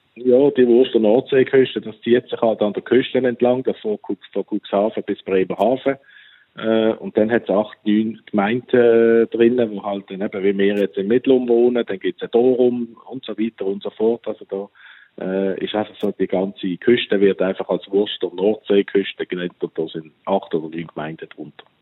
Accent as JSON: {"language": "German", "town": "Läufelfingen", "region": "Basel-Landschaft", "country": "Switzerland", "also_born_or_lived": "North Sea coast, Germany", "moved": "as an adult", "said": "wir kommen als Schweizer"}